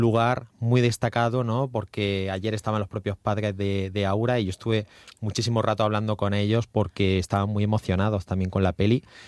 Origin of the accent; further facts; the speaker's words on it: Almería, Andalusia, Spain; mi tierra, en Almería